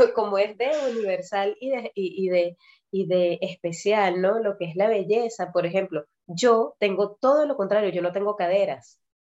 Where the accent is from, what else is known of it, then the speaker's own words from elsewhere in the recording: Venezuela; moved away as an adult; tal vez si yo me hubiese quedado viviendo en Venezuela, yo salí de Venezuela a los 21